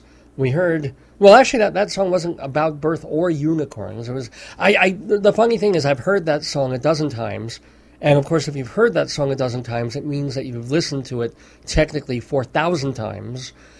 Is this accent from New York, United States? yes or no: yes; New York, United States; moved away; I'm originally from New York